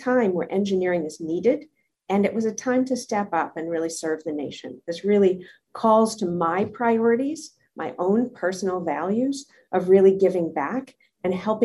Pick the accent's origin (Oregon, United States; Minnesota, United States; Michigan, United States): Minnesota, United States; moved away; also born or lived in the Northeast / the Deep South; I grew up in Minnesota in a small town.